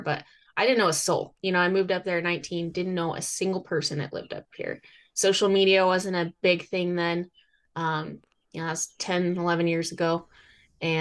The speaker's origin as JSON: {"language": "English", "region": "Idaho", "country": "United States", "tie": "born or raised there", "moved": "as an adult", "lives_now": "Alaska, United States", "said": "I grew up in Idaho"}